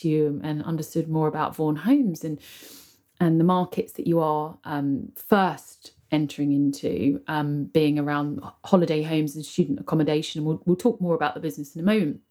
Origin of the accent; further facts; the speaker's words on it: United Kingdom; I live here, I'm British.